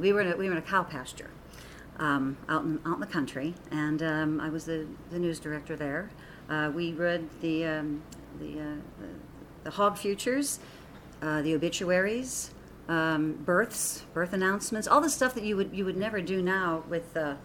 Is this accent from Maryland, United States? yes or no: no; Pittsburgh, Pennsylvania, United States; moved away as an adult; now in Phoenix, United States; I'm from snow country. I'm from the Pittsburgh area